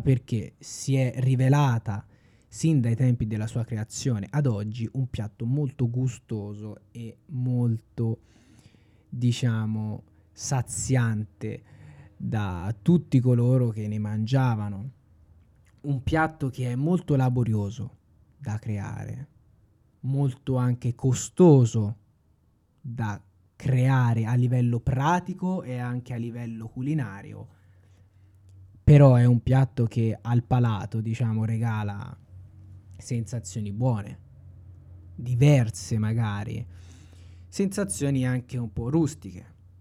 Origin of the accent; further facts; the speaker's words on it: Tuscany, Italy; sono un toscano doc al cento per cento